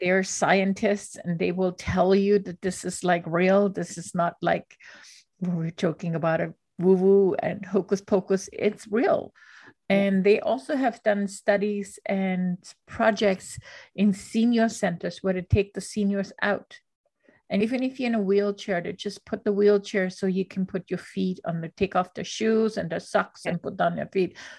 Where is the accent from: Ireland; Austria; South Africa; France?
Austria; moved away; I grew up in Austria